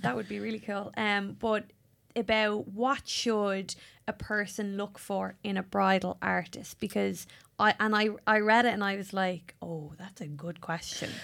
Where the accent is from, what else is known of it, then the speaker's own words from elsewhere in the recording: Ireland; accent: Irish; my Irish voice